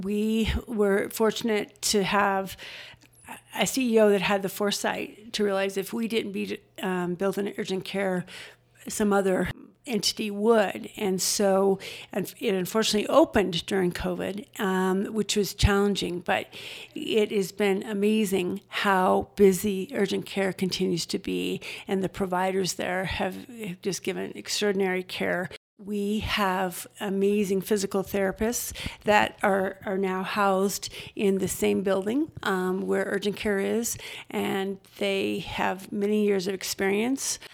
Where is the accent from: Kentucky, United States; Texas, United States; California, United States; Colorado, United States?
Colorado, United States; Denver; now in Estes Park, United States; I grew up in Denver